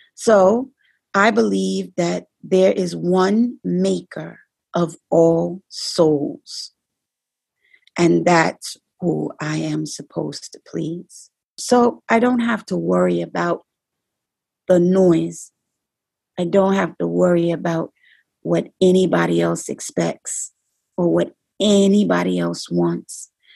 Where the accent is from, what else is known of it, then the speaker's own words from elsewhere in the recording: New York City, New York, United States; I'm from the Bronx. I'm not from Brooklyn